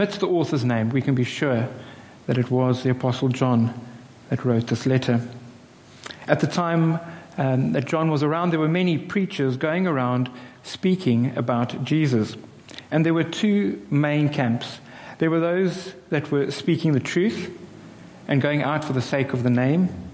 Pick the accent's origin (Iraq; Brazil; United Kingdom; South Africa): South Africa; I'm a South African